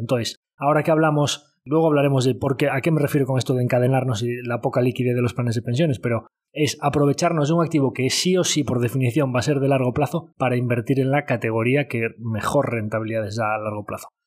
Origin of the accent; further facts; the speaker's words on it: Galicia, Spain; como buen gallego